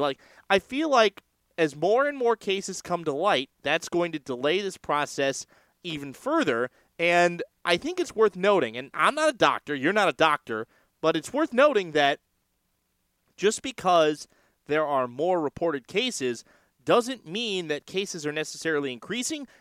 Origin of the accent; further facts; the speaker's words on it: San Francisco, California, United States; also born or lived in Chicago; I'm from San Francisco